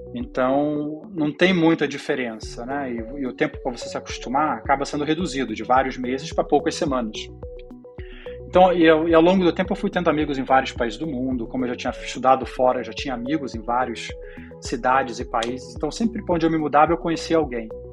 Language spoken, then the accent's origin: Portuguese; Brazil; moved away as an adult; also born or lived in Israel / Spain; now in Zurich, Switzerland; a gente se mudou para o Brasil quando eu tinha seis anos